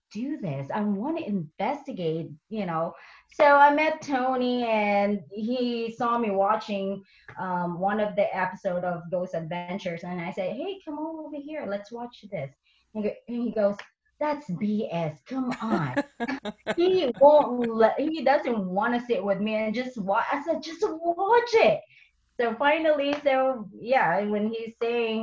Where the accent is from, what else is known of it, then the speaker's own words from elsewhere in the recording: Philippines; moved away; I'm from the Philippines